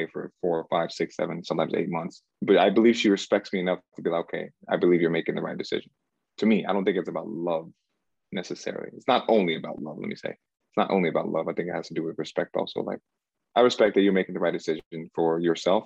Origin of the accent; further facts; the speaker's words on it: United States; also born or lived in Cameroon; I was born in Cameroon, West Africa. And I came here to America when I was like 4 years old.